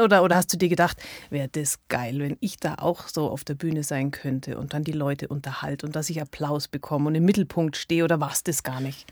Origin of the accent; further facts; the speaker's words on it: Allgäu, Germany; Ich komme aus dem Allgäu